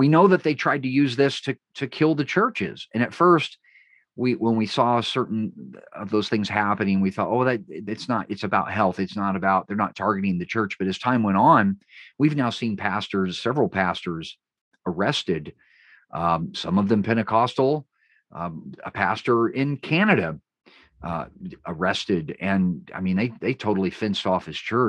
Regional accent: California, United States; my home state of California

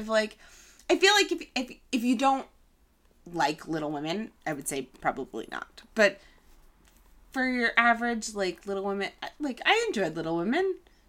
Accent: Massachusetts, United States; I grew up in Massachusetts.

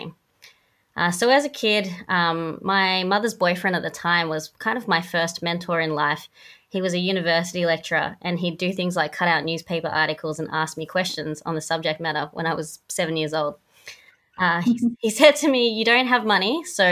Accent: Wentworthville, New South Wales, Australia; We grew up in Housing Commission in Wentworthville, which is two stops past Parramatta on the train line

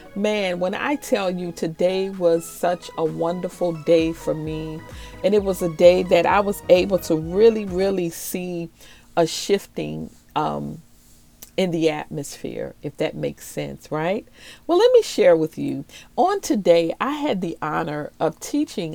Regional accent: New Orleans, Louisiana, United States; moved away; also born or lived in Maryland; I'm originally from New Orleans and I was also raised in Maryland in the DMV area

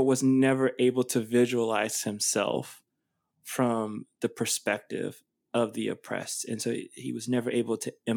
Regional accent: United States; having the citizenship of being an American

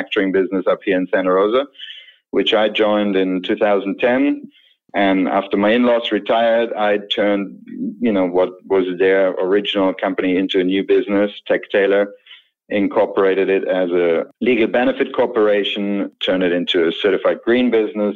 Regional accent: Germany; moved away as an adult; also born or lived in London / Vienna; now in North Bay, California, United States; I was born and raised in Germany, left Germany in 2000

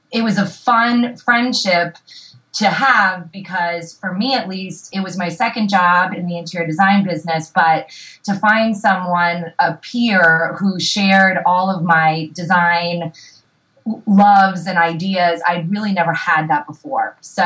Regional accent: Oyster Bay, New York, United States; now in Los Angeles, United States; I am from Long Island, outside of New York City, a town called Oyster Bay.

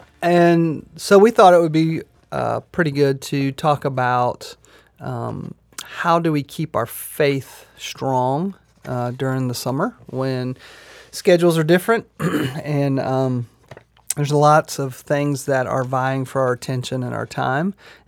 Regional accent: Myrtle Beach, South Carolina, United States; You know, I can remember growing up in Myrtle Beach, and Memorial Day to Labor Day was, you know, that was kind of the summer.

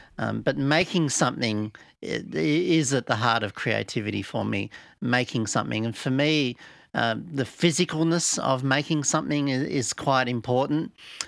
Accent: Blue Mountains, New South Wales, Australia; I'm an artist from the Blue Mountains in Australia.

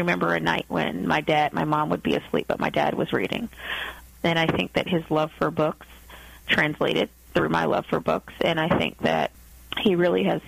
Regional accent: United States; my life as an American growing up

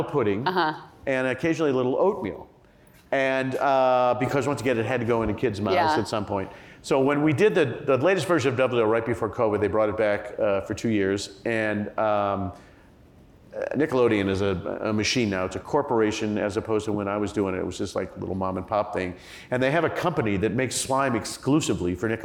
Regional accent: Indiana, United States; growing up in Indiana

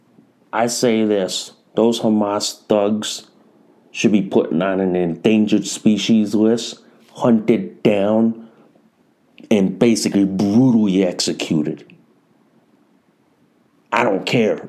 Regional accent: United States; being an American

